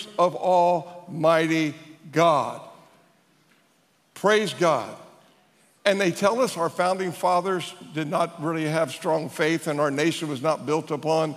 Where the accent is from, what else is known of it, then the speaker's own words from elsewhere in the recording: Southern Ohio, United States; I grew up in Southern Ohio